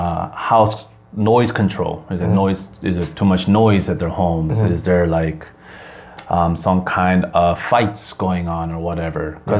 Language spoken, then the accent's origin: English; Wisconsin, United States; moved away as an adult; also born or lived in Chicago, Illinois; now in South Korea; Because I grew up in Wisconsin